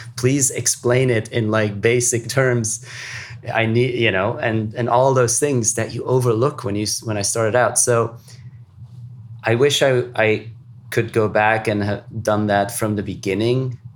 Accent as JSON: {"language": "English", "country": "Luxembourg", "tie": "born or raised there", "said": "growing up in Luxembourg"}